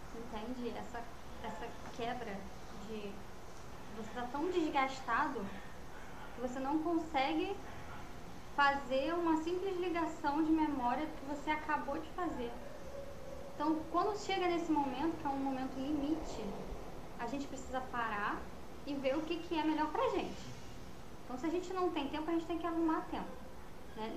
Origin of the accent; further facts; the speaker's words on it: Rio de Janeiro, Brazil; sou carioca. Em vez de falar porta, eu falo porta